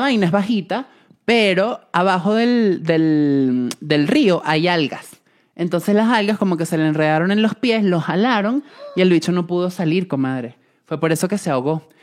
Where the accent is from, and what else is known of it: Venezuela; moved away